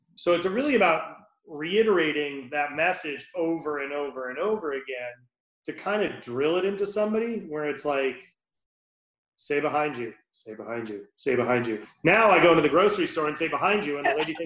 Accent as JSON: {"language": "English", "region": "Rhode Island", "country": "United States", "tie": "born or raised there", "said": "Born and raised in Rhode Island. I grew up, you know, on Aquidneck Island."}